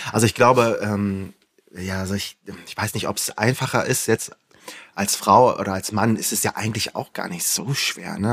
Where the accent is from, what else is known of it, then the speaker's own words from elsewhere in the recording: Flensburg, Schleswig-Holstein, Germany; Ich komme aus Flensburg und bin beruflich Influencer